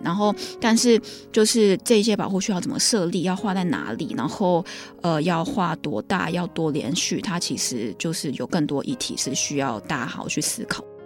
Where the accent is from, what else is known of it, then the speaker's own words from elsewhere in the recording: Taiwan; 我们台湾人